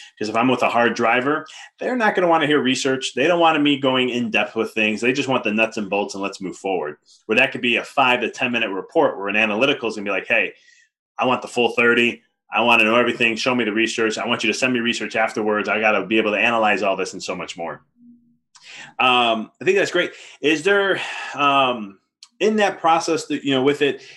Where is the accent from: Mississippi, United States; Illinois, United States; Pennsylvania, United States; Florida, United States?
Illinois, United States; Chicago; I'm from Chicago too